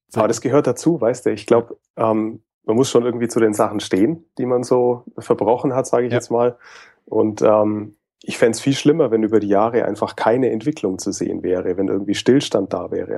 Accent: Nuremberg area, Franconia, Bavaria, Germany; bin eigentlich auch ein waschechter Franke, also komme tatsächlich auch aus dem Nürnberger Umfeld

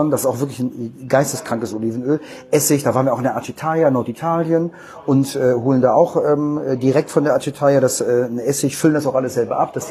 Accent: Hanover, Lower Saxony, Germany; born there; moved away as an adult; now in Cologne, Germany; Also, ähm, dass ich in Hannover geboren bin, ist, glaube ich, eher uninteressant und sollte man vielleicht nicht nach außen hinhängen. Aber ich liebe Hannover, ich finde das cool. Ich bin zu wenig dort. Ähm, bin zum Studium nach Köln gekommen

